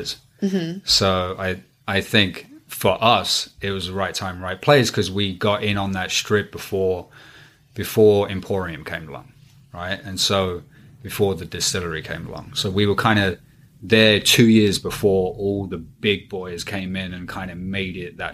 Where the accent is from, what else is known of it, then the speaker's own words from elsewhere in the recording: England, United Kingdom; moved away; also born or lived in Pennsylvania; I grew up in England for the most part